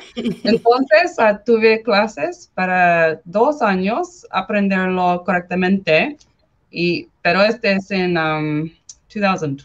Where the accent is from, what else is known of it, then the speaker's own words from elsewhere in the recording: California, United States; Spanish is a second language; crecí en California para 19 años